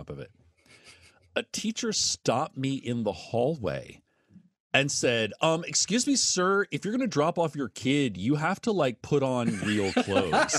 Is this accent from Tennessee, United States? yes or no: yes; Tennessee, United States; also born or lived in Memphis / Knoxville; I grew up in Tennessee, in which they don't even know what Catholics are, never mind Jews